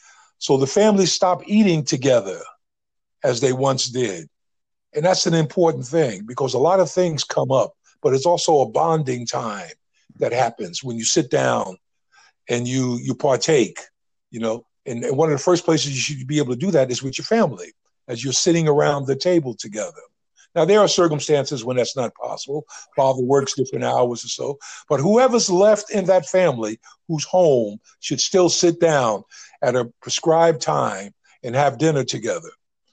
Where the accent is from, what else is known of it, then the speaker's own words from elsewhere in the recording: Northeast, United States; I came from the Northeast.